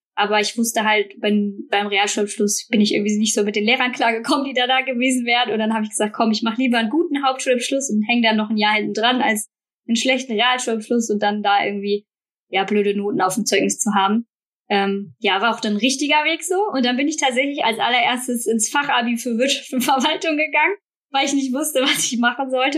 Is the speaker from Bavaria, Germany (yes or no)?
no; Bornheim, North Rhine-Westphalia, Germany; now in Münster, Germany; Bin aber gebürtige Rheinländerin, also ähm, bin hier aufgewachsen in schönen Bornheim, in der Nähe von Bonn